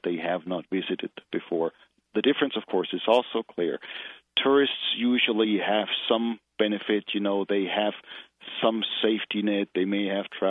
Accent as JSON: {"language": "English", "country": "Germany", "tie": "born or raised there", "moved": "as an adult", "lives_now": "United States", "said": "I originally grew up in Germany, went to seminary there"}